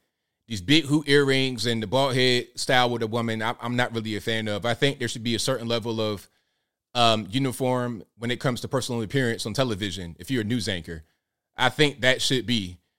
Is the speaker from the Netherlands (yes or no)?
no; Portsmouth, Virginia, United States; Hey, Tanisha, I'm from Virginia. I'm from the hood. Look up Portsmouth, Virginia, P City, P Town. Okay, I'm from the absolute hood.